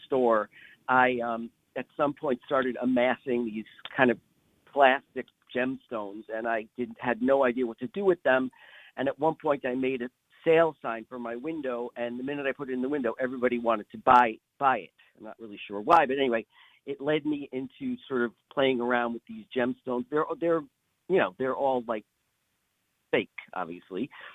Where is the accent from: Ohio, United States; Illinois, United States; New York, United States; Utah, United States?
New York, United States; Lower Westchester; moved away as an adult; also born or lived in East Hampton, New York; now in East End, Long Island, United States; I grew up in Lower Westchester